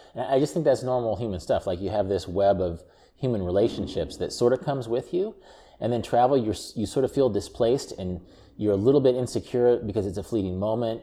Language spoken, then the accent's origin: English; Wichita, Kansas, United States; there's a amusement park that I grew up in Wichita, Kansas called Joyland